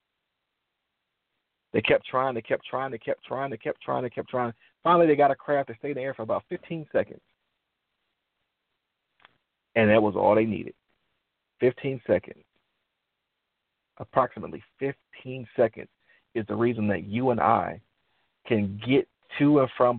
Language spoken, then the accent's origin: English; Detroit, Michigan, United States; I'm from Detroit, I love the automotive industry